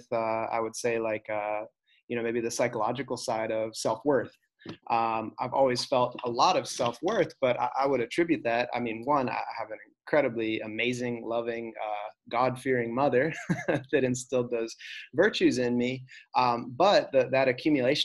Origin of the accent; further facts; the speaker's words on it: United States; I was born in the United States.